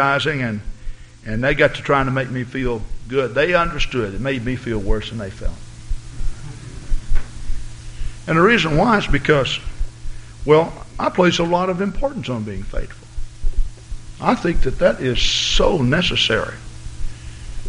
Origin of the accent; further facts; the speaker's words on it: the South, United States; moved away; I grew up in the South, and I'm not saying I'm a Southern gentleman